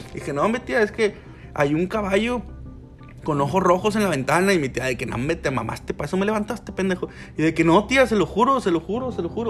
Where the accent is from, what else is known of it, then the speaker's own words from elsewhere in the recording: Monclova, Coahuila, Mexico; now in Frontera, Mexico; nací en Monclova, por lo tanto, soy de Monclova